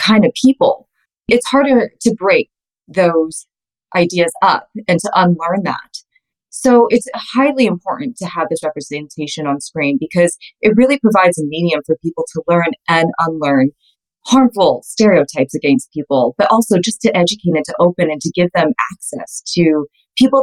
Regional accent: Calgary, Alberta, Canada; I'm Canadian. I'm born and raised in Calgary

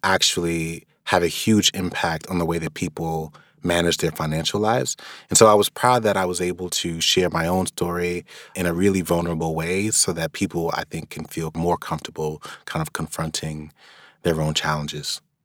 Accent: New York, United States; being a New Yorker

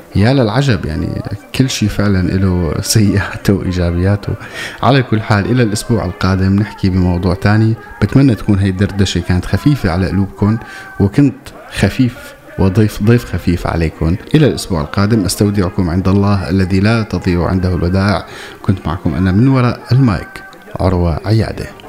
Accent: Damascus, Damascus Governorate, Syria; also born or lived in Deir ez-Zor; لما كنت صغير كنت عايش بالشام رغم اني بالاصل من مدينه تسمى عروس الفرات وهي دير الزور

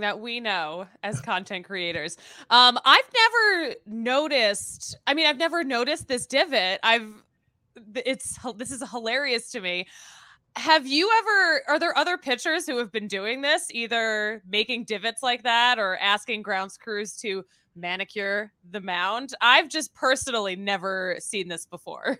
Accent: Philadelphia, Pennsylvania, United States; I'm from Philly

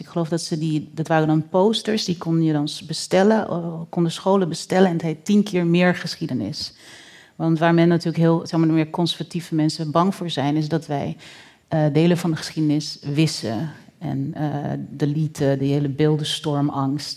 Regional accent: Netherlands; wij als Nederlanders

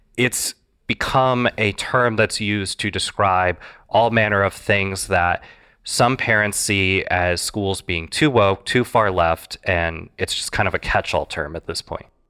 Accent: Iowa, United States; Iowa, my home state

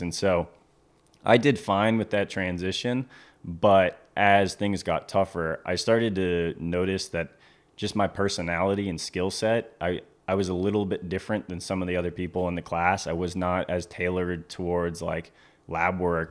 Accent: Cape Cod, Massachusetts, United States; moved away as an adult; also born or lived in Maine; now in Stuart, Florida, United States; I grew up on Cape Cod, Massachusetts

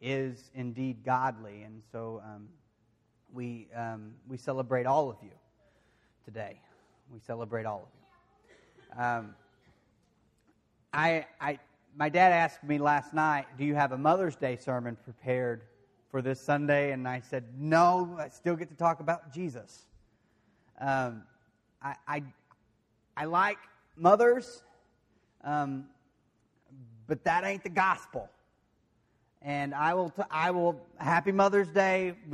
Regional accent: De Queen, Arkansas, United States; I grew up in the Churches of Christ. And I didn't just go to one. I did go to one mainly, the one in Dequeen there

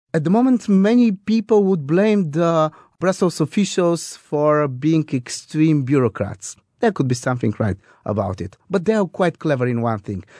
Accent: Bulgaria; we are the Scottish on the Balkans.

